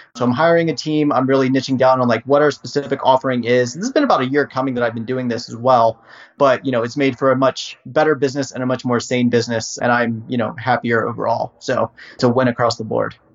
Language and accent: English; Harrisonburg, Virginia, United States; I was born and raised in Virginia um, and wanted to go to university to do basically video production. So I was uh, raised in Harrisonburg